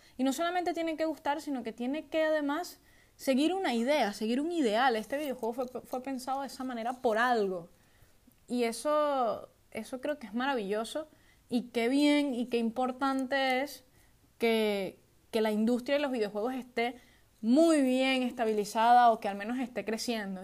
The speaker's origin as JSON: {"language": "Spanish", "country": "Venezuela", "moved": "yes", "lives_now": "Spain", "said": "soy de Venezuela"}